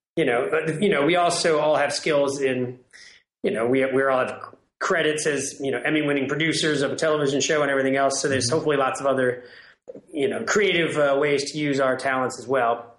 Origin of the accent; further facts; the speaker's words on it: Washington, District of Columbia, United States; now in New Orleans, United States; I live in New Orleans. I grew up in Washington, D.C.